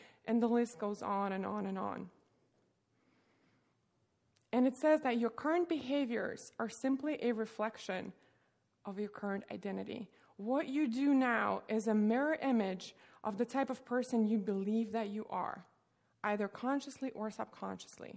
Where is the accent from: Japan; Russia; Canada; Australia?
Russia; now in United States; I grew up in Russia